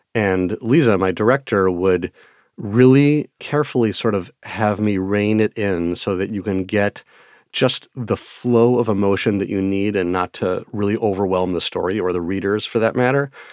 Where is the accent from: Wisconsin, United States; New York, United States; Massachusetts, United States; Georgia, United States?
Wisconsin, United States; accent: Midwestern; pronouncing a lot of words due to my Midwestern accent